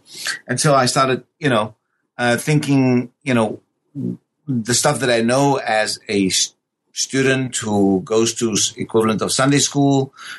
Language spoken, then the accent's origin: English; South Africa; born and raised in South Africa, the question of your existential presence in South Africa as a person of a brown skin in a white-dominated South Africa